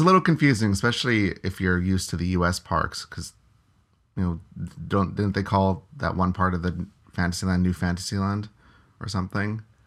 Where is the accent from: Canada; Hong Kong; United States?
Canada; being Canadian